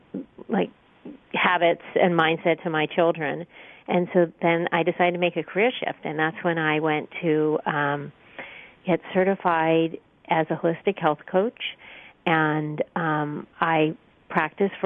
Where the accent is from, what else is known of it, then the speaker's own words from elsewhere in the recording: Los Angeles, California, United States; I grew up in Los Angeles